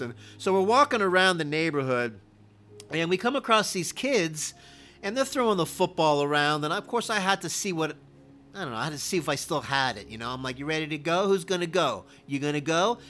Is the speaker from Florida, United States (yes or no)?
yes; Miami, Florida, United States; I am from Miami, Florida, and I did play Little League football